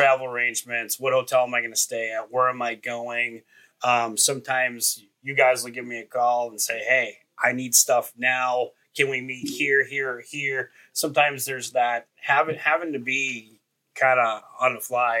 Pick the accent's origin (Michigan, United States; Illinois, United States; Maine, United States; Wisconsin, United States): Wisconsin, United States; Marinette; kid growing up in Marinette, Wisconsin